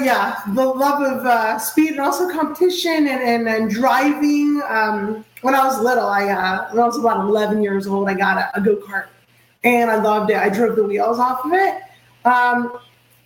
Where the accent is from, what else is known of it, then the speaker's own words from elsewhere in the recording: Orlando, Florida, United States; also born or lived in Queens, New York; I reside in Orlando, Florida